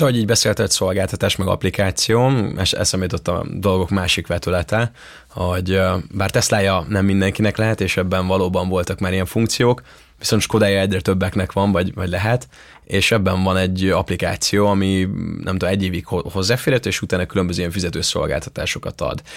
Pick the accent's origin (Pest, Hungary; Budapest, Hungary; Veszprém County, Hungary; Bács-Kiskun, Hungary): Veszprém County, Hungary; Ajka; moved away; a szülővárosomban Ajkán